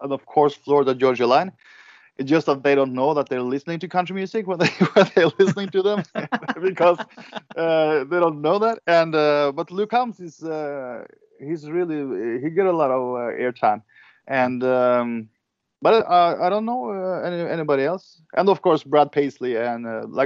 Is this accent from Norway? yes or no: yes; Norway; English is a second language; when I get back to Norway